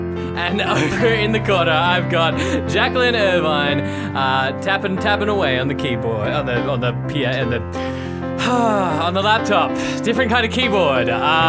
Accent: Perth, Western Australia, Australia; now in Melbourne, Australia; I came from Perth where it was dry most of the year.

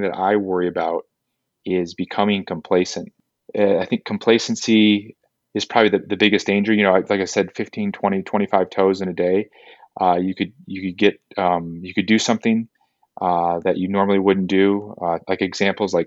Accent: Kalamazoo, Michigan, United States; moved away as an adult; also born or lived in Los Angeles, California; now in Southern California, United States; I grew up in Kalamazoo, Michigan

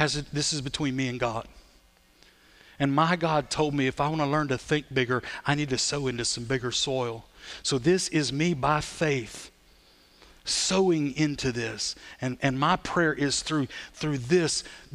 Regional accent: Sulphur, United States; also born or lived in Belize; I'm from Sulphur

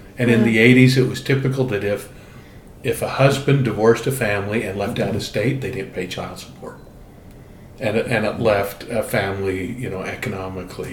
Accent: Orem, Utah, United States; growing up in Orem, Utah

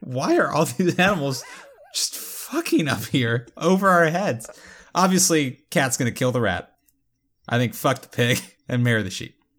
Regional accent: Florida, United States; I am from Florida

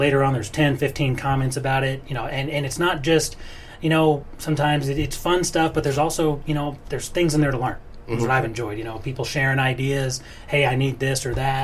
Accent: Florida, United States; now in Louisville, United States; I grown up boating my whole life, living in Florida

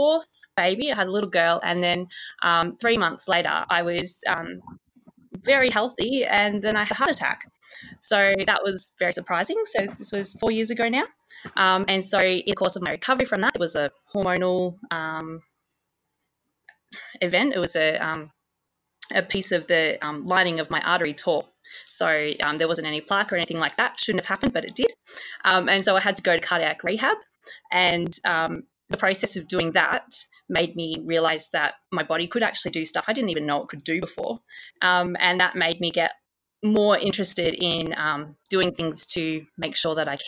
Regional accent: Ballarat, Victoria, Australia; now in Broken Hill, Australia; I grew up in Ballarat, where there's a 6K lake

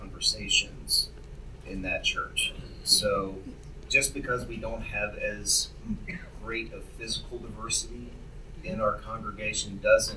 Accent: Memphis, Tennessee, United States; now in Colorado Springs, United States; growing up in Memphis with all of its history

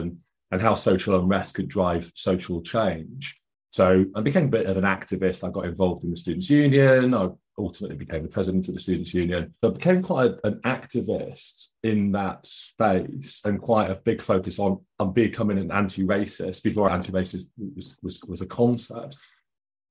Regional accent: Nottingham, East Midlands, United Kingdom; I grew up in Nottingham in the East Midlands here in the UK.

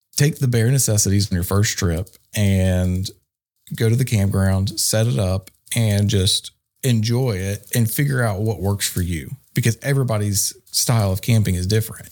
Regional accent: Archdale, North Carolina, United States; I'm from Archdale, North Carolina

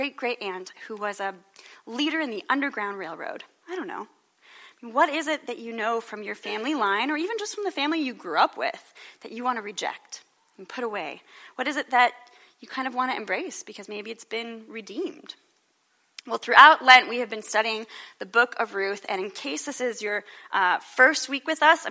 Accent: Illinois, United States; accent: Midwest; in grade school in Illinois

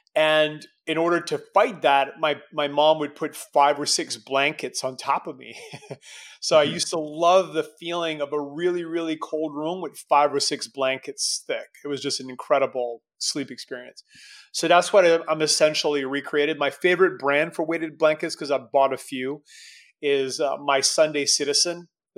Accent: Canada; as a Canadian kid

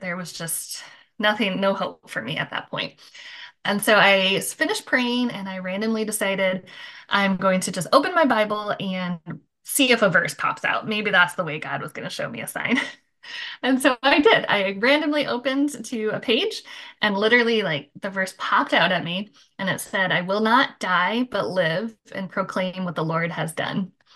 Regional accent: Michigan, United States; now in Florida, United States; I live in Florida now. I grew up in Michigan

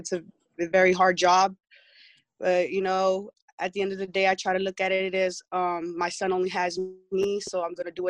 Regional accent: Pomona, California, United States; I'm from Pomona

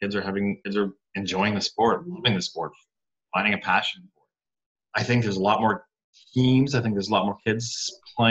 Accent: Canada; moved away as an adult; now in New York, United States; I'm from Canada originally

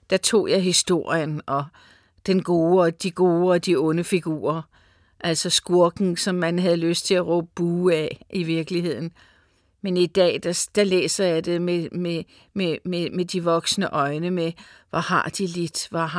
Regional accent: United States; Jeg voksede op i Amerika, og jeg kan huske, at jeg var igen en 10-11 år, da vi var oppe i Los Angeles

